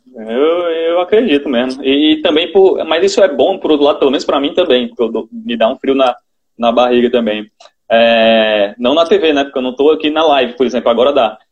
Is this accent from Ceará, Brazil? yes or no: yes; Ceará, Brazil; uma apresentadora do Nordeste, que quer queira, quer não tenha, o sotaque da gente